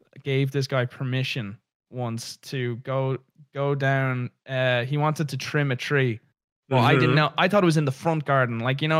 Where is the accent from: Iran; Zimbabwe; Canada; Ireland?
Ireland; Dublin, Leinster; I grew up in the city. So I grew up in Dublin.